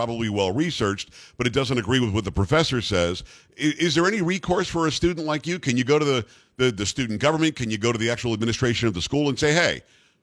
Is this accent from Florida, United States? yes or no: yes; South Florida, United States; I grew up in South Florida.